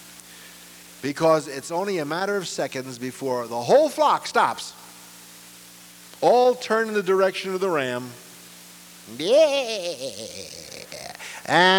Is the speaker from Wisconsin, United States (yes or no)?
no; New York City, New York, United States; escape the ghetto where I was born in Brooklyn